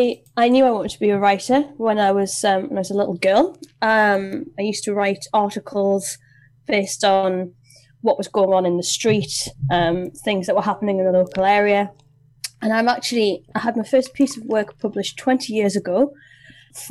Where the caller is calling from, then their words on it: Gateshead, North East England, United Kingdom; So I am Zooming you from Gateshead, which is the other side of the water to Newcastle upon Tyne.